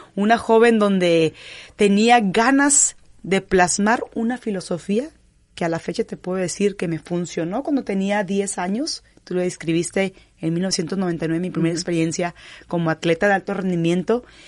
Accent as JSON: {"language": "Spanish", "town": "Gómez Palacio", "region": "Durango", "country": "Mexico", "tie": "born or raised there", "also_born_or_lived": "Canada / Kazakhstan", "moved": "yes", "lives_now": "Monterrey, Mexico", "said": "soy originaria de Gómez Palacio, Durango, la región de La Laguna, la comarca lagunera, lagunera 100%"}